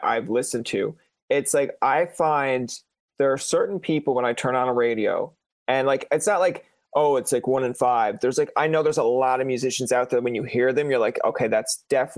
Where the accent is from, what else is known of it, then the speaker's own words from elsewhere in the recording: Newfoundland and Labrador, Canada; I'm from Newfoundland, Canada